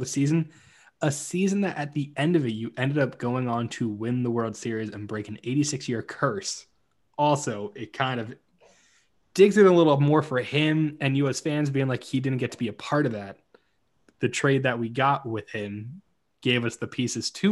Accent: New Jersey, United States; growing up in New Jersey as a Red Sox fan

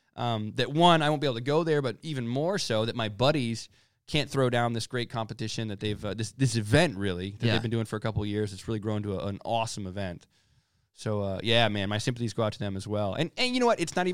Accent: United States; I'm American, right?

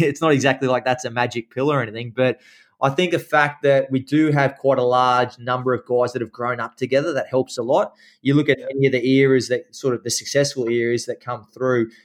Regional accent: Kenthurst, New South Wales, Australia; I grew up in Kenthurst out on uh, five acres

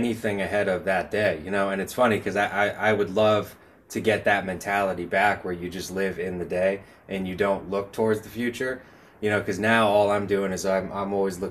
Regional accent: Leominster, Massachusetts, United States; I'm actually born three streets away from Johnny Appleseed's house

